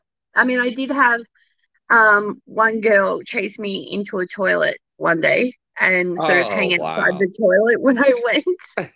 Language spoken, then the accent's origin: English; Australia; I am Australian, so I do swear more off air.